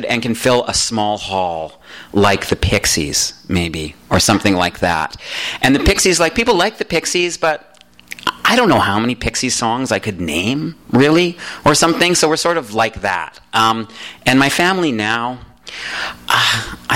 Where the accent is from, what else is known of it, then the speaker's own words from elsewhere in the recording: Calgary, Alberta, Canada; moved away as an adult; also born or lived in Toronto; now in Los Angeles, United States; I grew up in Calgary where there's no internet